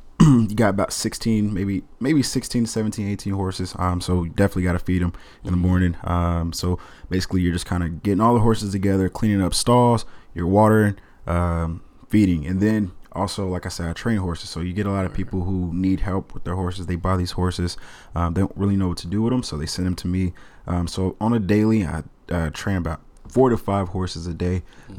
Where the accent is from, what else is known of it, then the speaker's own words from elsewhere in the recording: Kansas City, Missouri, United States; also born or lived in Mississippi; now in Portland, United States; from Kansas City, Missouri. Grew up in Kansas City, a little bit in Mississippi as well. I'm 23 years old. Just moved here to Portland not long ago.